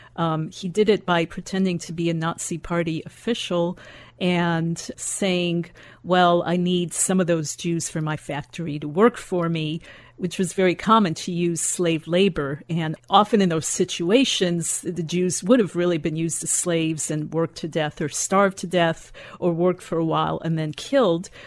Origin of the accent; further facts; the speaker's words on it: Chicago, Illinois, United States; I grew up in Chicago